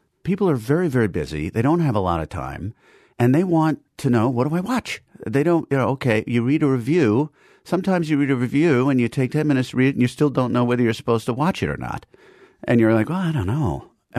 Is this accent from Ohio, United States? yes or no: no; New York City, New York, United States; I was a native New Yorker. I grew up in Manhattan, and then I went to Princeton after going to boarding school